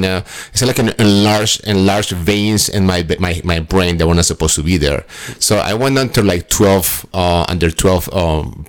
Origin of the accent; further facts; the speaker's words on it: Colombia; moved away; I'm originally from Colombia